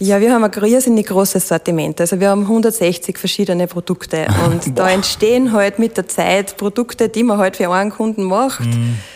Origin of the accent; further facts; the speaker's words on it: Waldviertel, Lower Austria, Austria; ich bin natürlich da äh, aufgewachsen und das ist meine Heimatregion